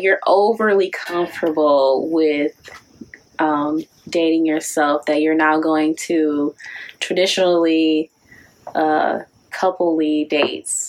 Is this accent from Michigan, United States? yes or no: yes; Detroit, Michigan, United States; also born or lived in Kentucky; originally from Detroit, but I went away to school